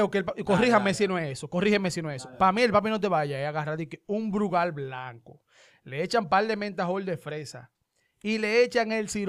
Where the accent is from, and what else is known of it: Dominican Republic; born or raised there